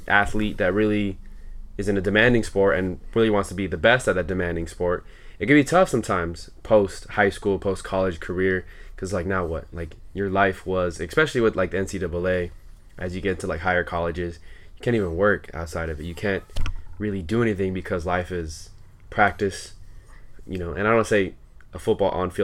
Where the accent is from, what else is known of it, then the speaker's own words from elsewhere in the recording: Santa Ana, California, United States; the area that I grew up in Santa Ana